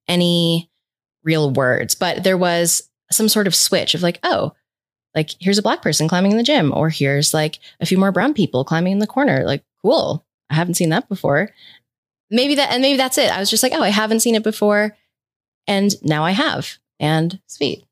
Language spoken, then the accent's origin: English; Rhode Island, United States; moved away as an adult; now in Boulder, Colorado, United States; I'm originally from the East Coast, from Rhode Island, but I moved to Colorado in two thousand ten to pursue climbing